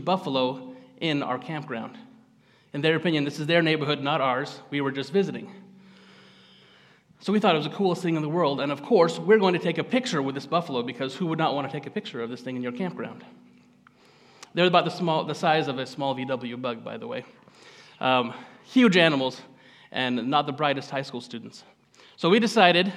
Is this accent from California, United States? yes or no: yes; Gridley, California, United States; also born or lived in Rocklin, California; I am local. I grew up in Gridley, just down the road here.